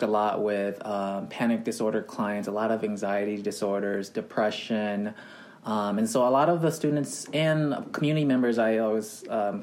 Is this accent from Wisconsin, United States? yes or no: yes; Wisconsin, United States; moved away as an adult; also born or lived in Thailand / Hawaii; now in Los Angeles, United States; So we moved around 1991 to Wisconsin, and that's where I was raised most of my life.